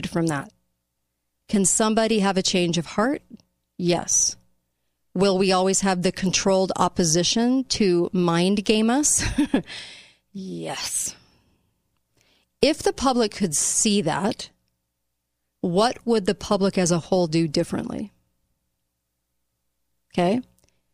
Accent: United States; as an American populace

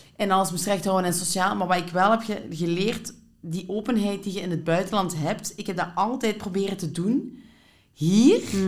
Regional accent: Limburg, Flanders, Belgium; moved away as an adult; now in Antwerp, Belgium; als ik hier ben komen wonen in Antwerpen, 15 jaar geleden, vond ik dat zo opvallend, want ik kom van Limburg

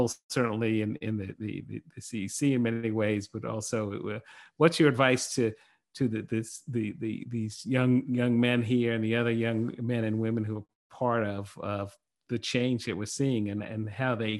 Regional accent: New York City, New York, United States; Bed-Stuy, I grew up in Brooklyn. My parents grew up in Brooklyn

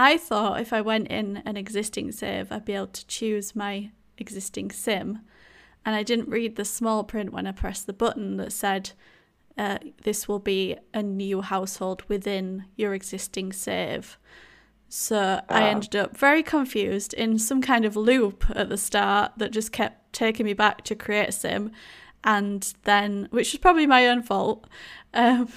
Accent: Yorkshire and the Humber, United Kingdom; accent: thick Yorkshire; my thick Yorkshire accent

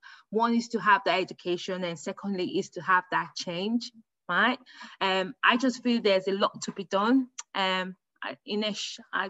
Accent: United Kingdom; I'm a British woman, so that makes me a higher grade compared to you, isn't it?

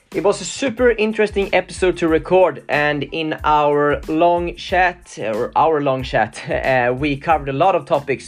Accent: Sweden; I'm from Sweden

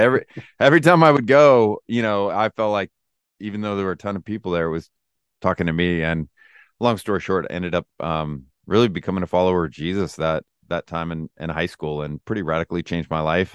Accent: Lodi, California, United States; I was born and raised in Lodi, California

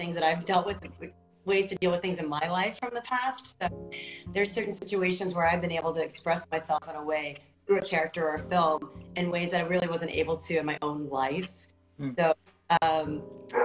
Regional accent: Texas, United States; moved away; I'm from Texas

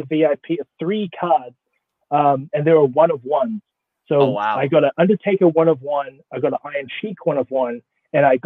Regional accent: New Zealand; also born or lived in Pittsburgh, Pennsylvania / Portland, Oregon / Austin, Texas; now in Florida, United States; I'm from New Zealand

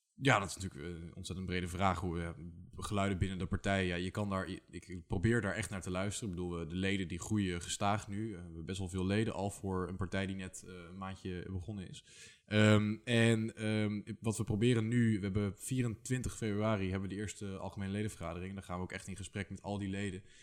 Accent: IJsselstein, Utrecht, Netherlands; moved away as an adult; also born or lived in Leiden; ik kom uit IJsselstein, hier vlakbij

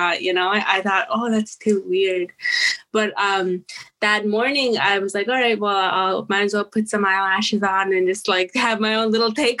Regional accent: Saddle Lake Cree Nation, Alberta, Canada; I come to you from the Satellite Cree Nation in Treaty 6 territory over here in Alberta, Canada

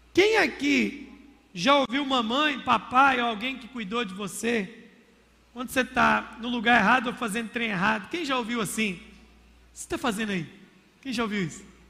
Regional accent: Minas Gerais, Brazil; falar como um bom mineiro

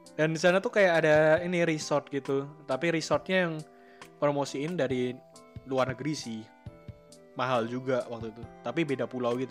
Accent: Central Java, Indonesia; gue kan orang Jawa Tengah

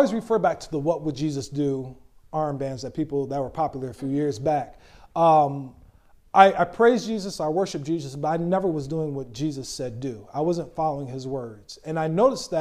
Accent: Lansing, Michigan, United States; I grew up at a Friendship Baptist Church back in Lansing, Michigan

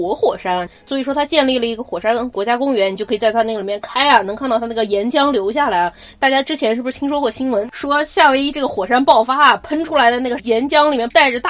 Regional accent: Nanjing, Jiangsu, China; accent: Nanjing dialect; 我们现在把刚才憋了半天的南京话去赶紧先放一放。

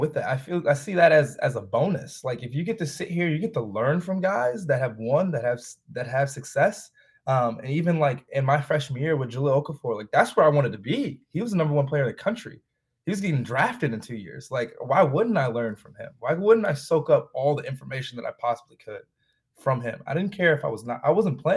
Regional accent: Chicago, Illinois, United States; I'm from Chicago. Like, I grew up out south, but then I moved up north and live in Rogers Park.

